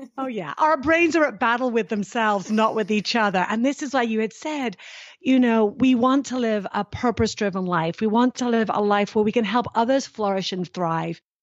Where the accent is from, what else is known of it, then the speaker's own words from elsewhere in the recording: United Kingdom; now in United States; being British